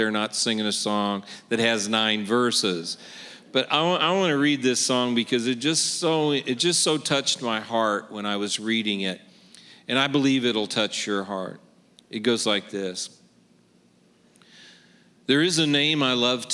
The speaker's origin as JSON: {"language": "English", "town": "Kansas City", "region": "Missouri", "country": "United States", "said": "I'm from Kansas City, Missouri."}